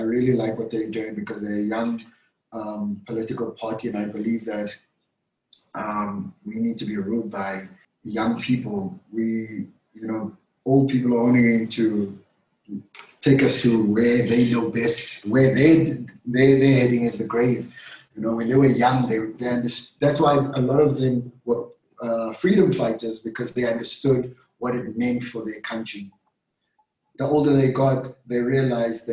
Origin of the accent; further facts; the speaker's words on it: South Africa; being a South African